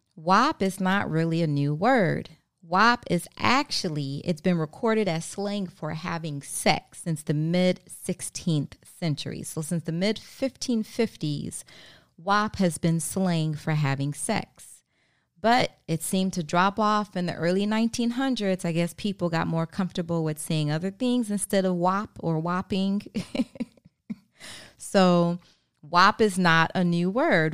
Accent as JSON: {"language": "English", "region": "Maryland", "country": "United States", "also_born_or_lived": "Baltimore", "said": "I'm from Maryland."}